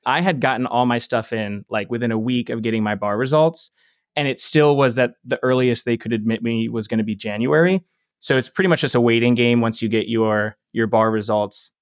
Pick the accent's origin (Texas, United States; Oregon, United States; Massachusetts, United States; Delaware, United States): Delaware, United States; moved away; I'm from Delaware